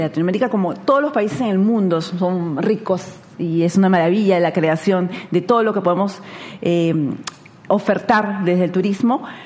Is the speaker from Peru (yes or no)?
yes; Lima, Peru; nací en Lima, soy limeña